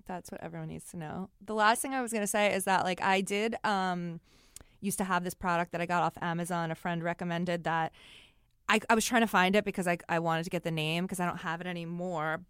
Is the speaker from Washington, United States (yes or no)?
no; New York City, New York, United States; I'm not speaking to anyone 'cause I'm a New Yorker